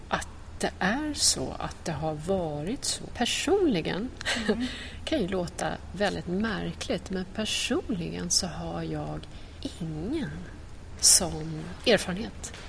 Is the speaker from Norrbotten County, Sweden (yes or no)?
no; Trångsund, Stockholm County, Sweden; lite utanför Stockholm. Trångsund heter ja. det